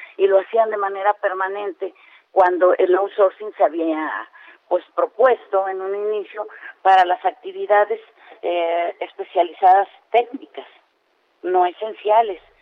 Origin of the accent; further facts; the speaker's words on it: Campeche, Mexico; yo vengo de Campeche